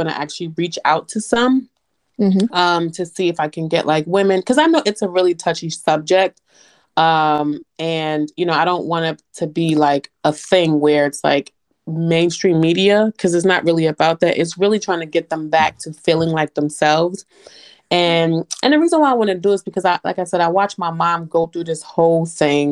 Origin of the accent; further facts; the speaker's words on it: New York City, New York, United States; moved away as an adult; now in Atlanta, United States; I'm originally from New York City, born and raised. I moved to Atlanta in 2013